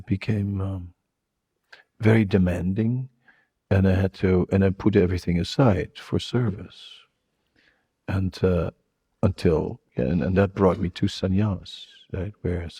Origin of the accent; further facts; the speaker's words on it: Netherlands; moved away; I have that liberalness from Holland, but also the strong side from Holland